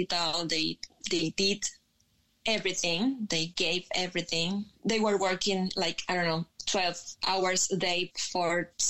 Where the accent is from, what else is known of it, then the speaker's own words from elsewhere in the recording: Venezuela; English is a second language; moved away as an adult; now in Spain; I'm actually from Venezuela. I live in Spain since 2010.